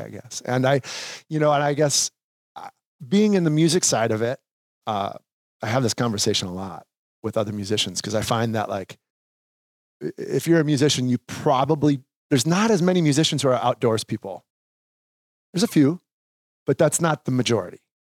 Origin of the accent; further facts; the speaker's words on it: Sauk Rapids, Minnesota, United States; I grew up in Sauk Rapids, Minnesota